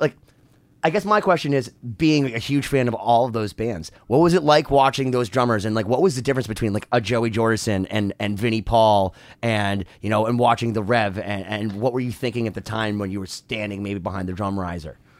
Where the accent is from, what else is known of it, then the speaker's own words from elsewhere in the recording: Massachusetts, United States; because we're from Massachusetts